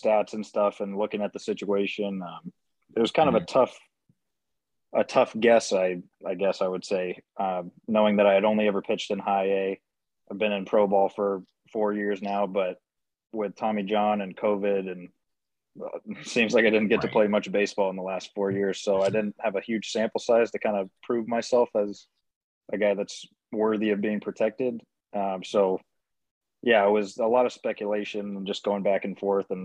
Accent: Southern California, United States; growing up in Southern California

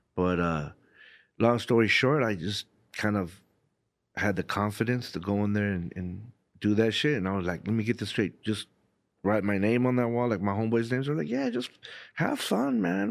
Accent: Southern California, United States; growing up in Southern California

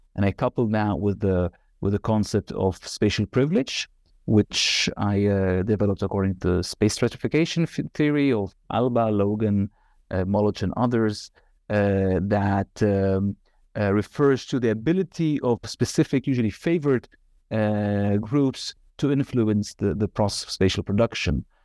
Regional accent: Nazareth, Northern District, Israel; moved away as an adult; also born or lived in Galilee / Haifa / Tel Aviv; now in Amsterdam, Netherlands; I was born in Galilee, northern Galilee, and uh, was raised in Nazareth and uh, also a little bit in Haifa

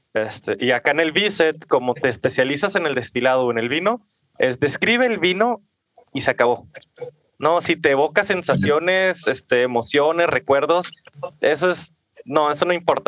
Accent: Ciudad Juárez, Chihuahua, Mexico; yo soy de Ciudad Juárez, Chihuahua, nacido y crecido aquí.

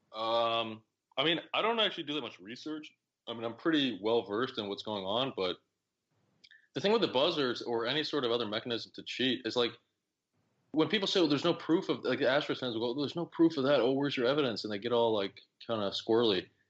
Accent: Oak Park, Illinois, United States; I grew up near Chicago

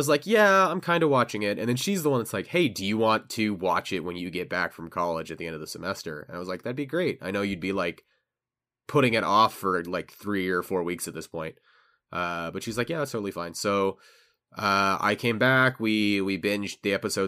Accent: United States; as an American

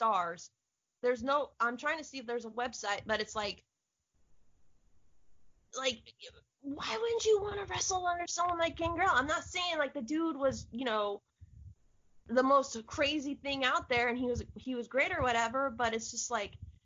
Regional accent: Florida, United States; I'm from Florida

